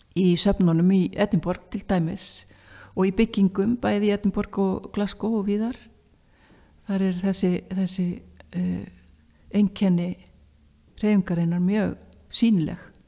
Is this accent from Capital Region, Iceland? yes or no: no; Akureyri, Northeastern Region, Iceland; ég var frá Akureyri